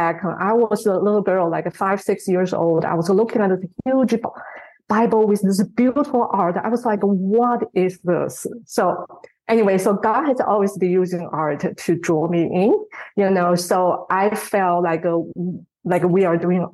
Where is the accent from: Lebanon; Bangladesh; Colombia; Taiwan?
Taiwan; moved away as an adult; also born or lived in United States; now in New Zealand; I was born in Taiwan